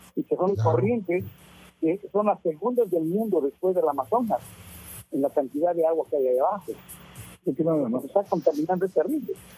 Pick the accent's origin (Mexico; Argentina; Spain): Mexico; now in United States; yo soy mexicano, aunque vivo acá en Estados Unidos hace muchos años